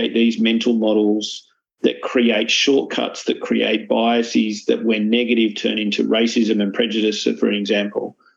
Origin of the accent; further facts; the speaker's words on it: Australia; also born or lived in Malta; as an Australian